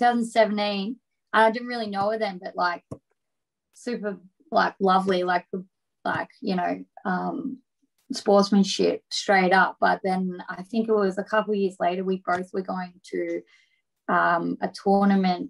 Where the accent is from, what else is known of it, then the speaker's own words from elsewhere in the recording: Geelong, Victoria, Australia; my hometown